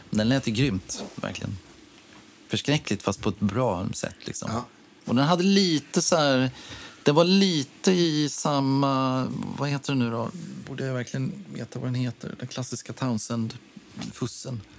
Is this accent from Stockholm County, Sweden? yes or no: yes; Orminge, Stockholm County, Sweden; born or raised there